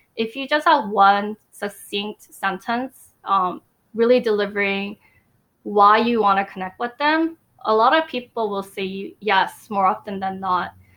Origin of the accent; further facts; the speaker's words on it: United States; I am Asian American